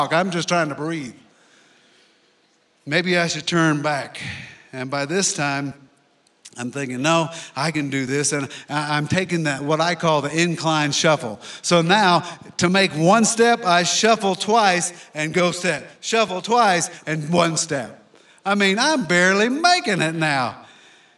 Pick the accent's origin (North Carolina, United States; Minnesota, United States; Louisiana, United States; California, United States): Louisiana, United States; now in Colorado, United States; I'm from Louisiana